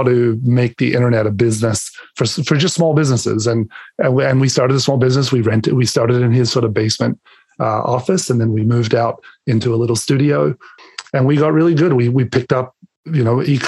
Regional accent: Adelaide, South Australia, Australia; moved away as an adult; now in Canada; I was born and raised in Adelaide, Australia.

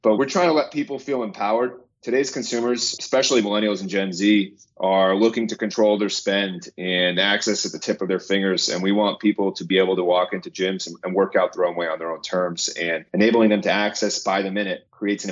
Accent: New York, United States; I'm actually a New Yorker myself. I'm from here, live and breathe in New York

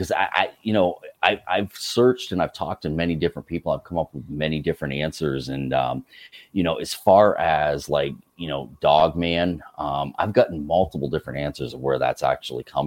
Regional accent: United States; growing up on Lake Champlain

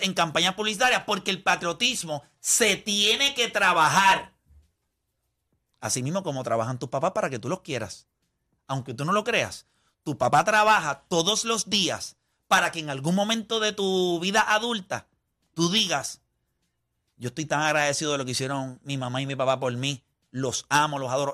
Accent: Las Piedras, Puerto Rico; Yo puedo sentirme súper orgulloso de donde yo nací. Yo nací en Las Piedras. Yo tengo un montón de amistades en Las Piedras

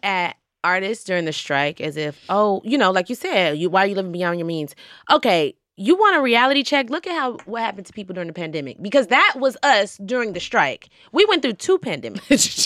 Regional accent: Georgia, United States; now in New York, United States; I'm from Georgia

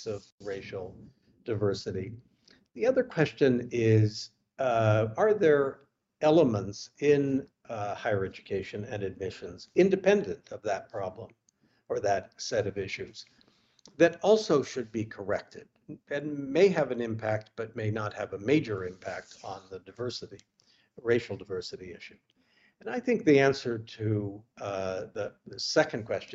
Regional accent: United States; moved away as an adult; also born or lived in California / Oregon; I came from California and Oregon.

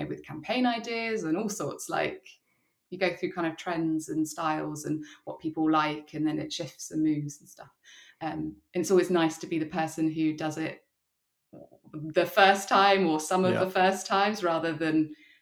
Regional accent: Surrey, South East England, United Kingdom; moved away as an adult; also born or lived in London; now in Brighton, United Kingdom; I'm from Surrey

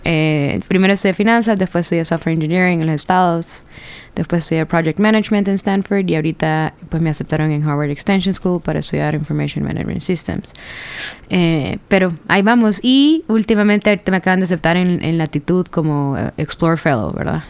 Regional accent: Honduras; moved away; also born or lived in San Pedro Sula / United States; Soy la primera hondureña

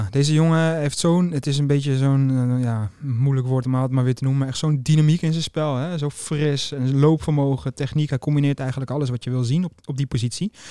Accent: Netherlands; We zijn toch Nederlanders, dus we houden het simpel.

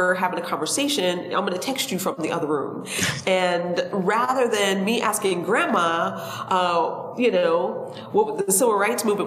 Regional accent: upstate New York, United States; now in Baltimore, United States; I'm originally from New York, upstate New York, and I lived in New York City for 18 years

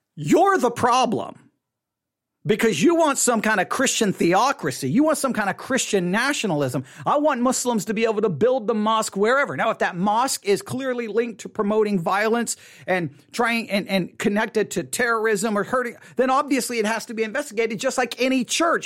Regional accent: United States; as an American

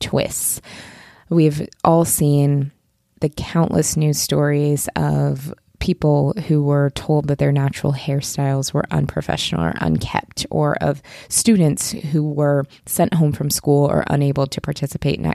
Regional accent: Pacific Northwest, United States; I'm from the Pacific Northwest

